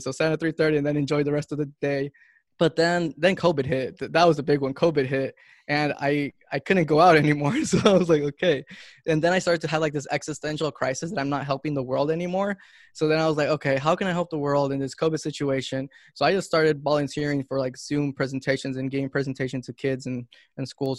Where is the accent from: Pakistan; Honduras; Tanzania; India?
Honduras; moved away; also born or lived in Miami, United States; I'm from Honduras